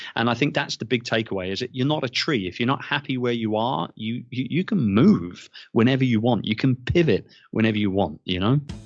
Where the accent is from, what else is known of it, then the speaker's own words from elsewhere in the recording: London, United Kingdom; moved away as an adult; now in Philippines; Born and raised in London, um, was in the publishing game for a long time